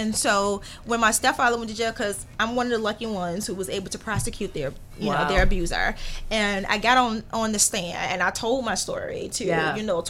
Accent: Chicago Heights, Illinois, United States; I grew up in Chicago Heights, Illinois.

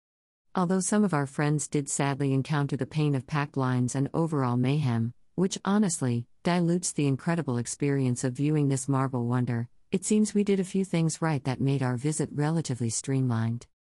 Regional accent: India; also born or lived in Agra, India; Growing up in India, I had the opportunity of living in Agra for a few years.

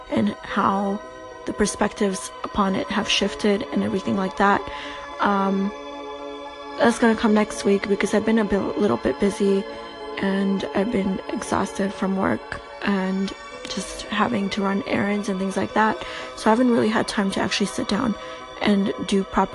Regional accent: Toronto, Ontario, Canada; also born or lived in Albania; I'm from Toronto. I moved here when I was like 8 years old, so I've been living here for a good 17 years now. I still speak Albanian. I'm from Albania

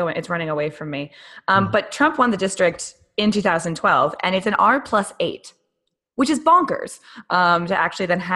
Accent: Oregon, United States; a proud, proud resident of the Pacific Northwest, although I'm from Oregon as opposed to Washington State

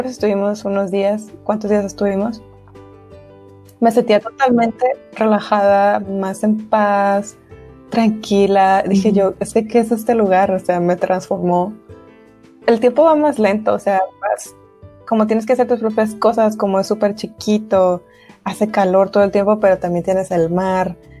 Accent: Monterrey, Nuevo León, Mexico

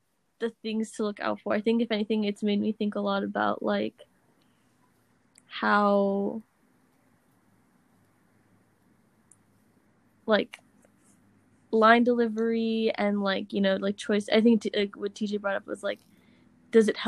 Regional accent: United States; as an American

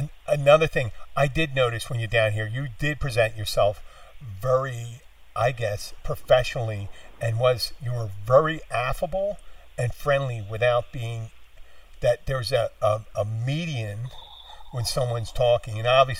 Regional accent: Philadelphia, Pennsylvania, United States; moved away; I'm from Philadelphia originally

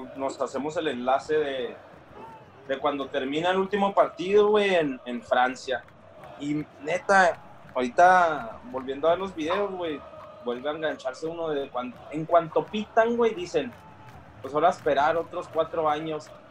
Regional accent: Mexico; Nosotros como mexicanos

